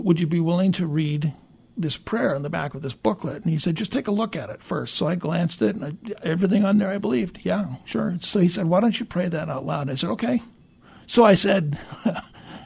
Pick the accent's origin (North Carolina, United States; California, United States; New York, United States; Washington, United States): Washington, United States; Tacoma; also born or lived in Fairbanks, Alaska; grew up here in the area, grew up going to church